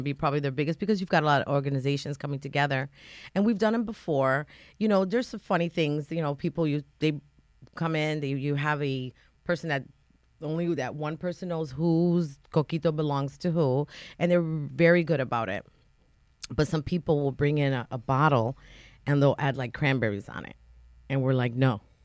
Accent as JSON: {"language": "English", "town": "New Haven", "region": "Connecticut", "country": "United States", "tie": "born or raised there", "lives_now": "North Branford, United States", "said": "I grew up in Fairhaven and, you know, Fairhaven is predominantly Latino"}